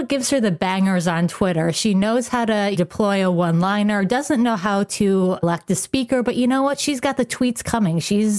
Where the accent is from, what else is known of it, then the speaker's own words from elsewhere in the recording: Rochester, New York, United States; I'm a lifelong Bills fan. Like, I grew up in Rochester, New York.